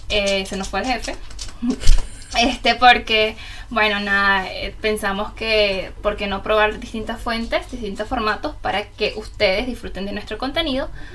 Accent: Venezuela; moved away as an adult; now in Germany; una venezolana en Alemania de eh, hace casi cinco años

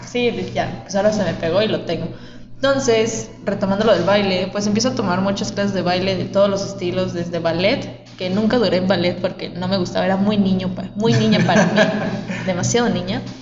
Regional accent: Mexico; De hecho, yo digo, cuando me dicen, ¿de dónde eres? Como, de México. Porque soy de todo México, o sea, literalmente.

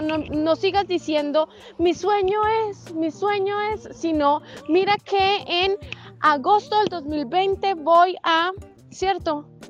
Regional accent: Colombia; moved away as an adult; soy una viajera colombiana

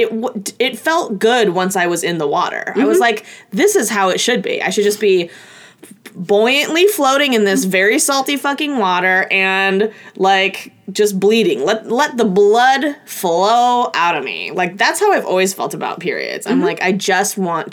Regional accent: Oregon, United States; I'm from a small town in Oregon outside of Portland

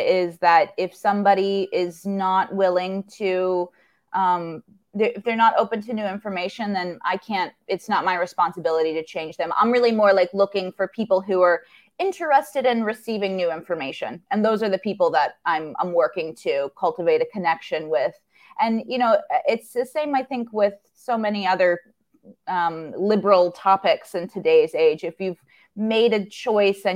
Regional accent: Indianapolis, Indiana, United States; moved away as an adult; now in New York, United States; I'm from Indianapolis originally.

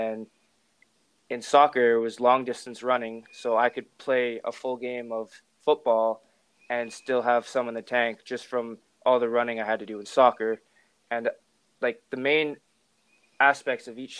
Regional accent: West Kelowna, British Columbia, Canada; I'm from West Kelowna, British Columbia.

